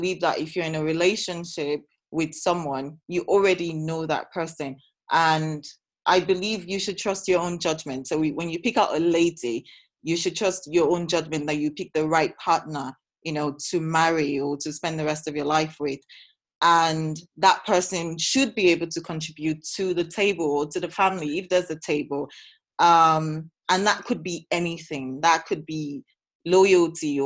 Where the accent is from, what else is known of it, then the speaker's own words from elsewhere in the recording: Edo, Nigeria; I'm from Edo State. That is how I was brought up.